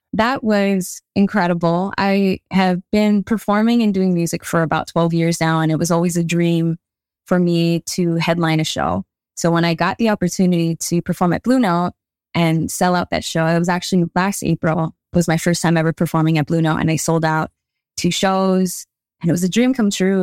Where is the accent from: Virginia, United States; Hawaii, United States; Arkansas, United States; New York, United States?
Hawaii, United States; I grew up living in Hawaii. I'm Hawaiian